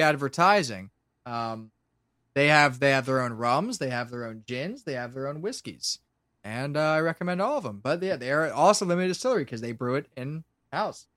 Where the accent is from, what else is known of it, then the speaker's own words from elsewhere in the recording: Lancaster, Pennsylvania, United States; where I'm from